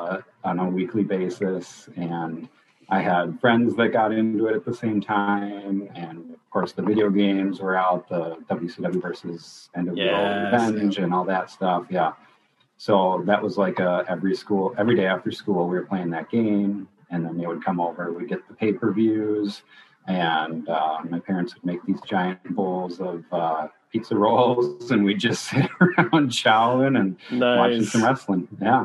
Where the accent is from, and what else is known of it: Minnesota, United States; born or raised there